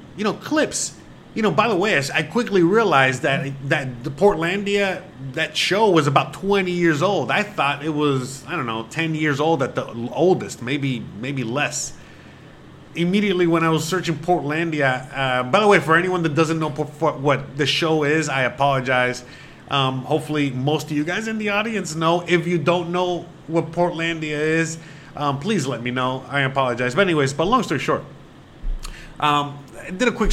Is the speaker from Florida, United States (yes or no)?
yes; Miami, Florida, United States; moved away as an adult; also born or lived in Seattle; now in Mexico; I come from the Miami, from the East Coast